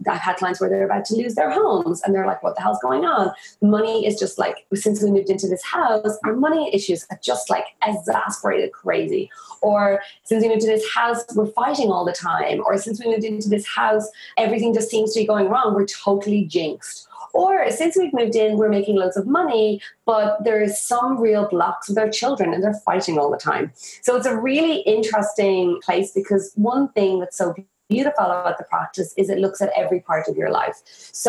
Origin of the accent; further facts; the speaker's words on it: Ireland; moved away as an adult; also born or lived in India; I moved back to my hometown, or I moved back to Ireland